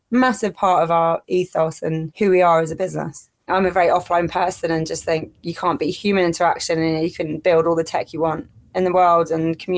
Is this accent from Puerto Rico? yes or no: no; Kuwait; also born or lived in Middle East; but growing up in the Middle East, the parties I'd seen, you know, living in Kuwait where alcohol's illegal and stuff